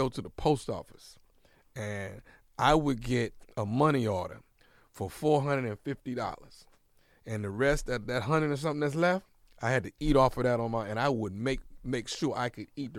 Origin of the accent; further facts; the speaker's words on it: Houston, Texas, United States; Okay. Well, I grew up in Houston, Texas.